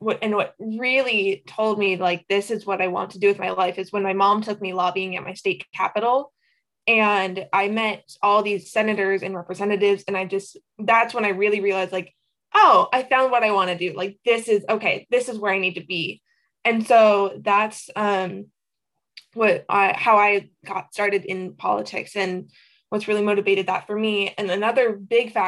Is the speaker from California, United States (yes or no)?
no; Tacoma, Washington, United States; I'm from Tacoma, Washington